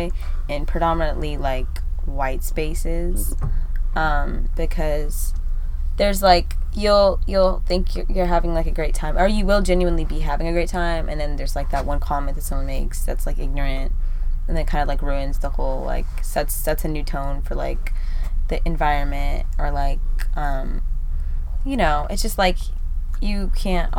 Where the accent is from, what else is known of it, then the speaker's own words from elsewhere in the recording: United States; I'm just Black American